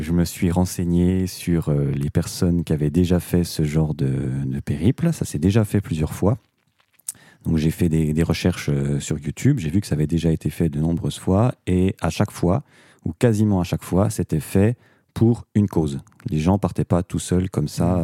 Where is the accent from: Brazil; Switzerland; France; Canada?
France; Doubs, Bourgogne-Franche-Comté; chez nous dans le Doubs